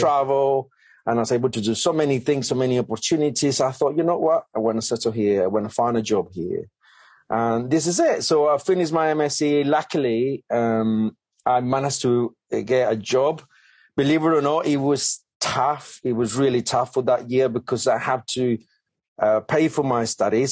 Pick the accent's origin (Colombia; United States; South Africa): Colombia; English is a second language; moved away as an adult; now in United Kingdom; English is my second language. Um, I'm come from Colombia uh, a beautiful, amazing country